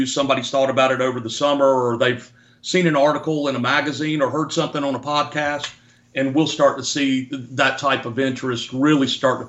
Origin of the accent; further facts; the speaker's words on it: Deep South, United States; born and raised in the Deep South